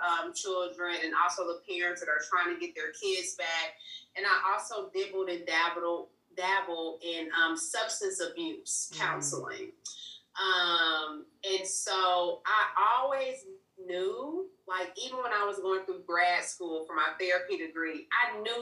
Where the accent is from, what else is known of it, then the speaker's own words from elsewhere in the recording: Indianapolis, Indiana, United States; also born or lived in Mississippi; I'm from Indianapolis, Indiana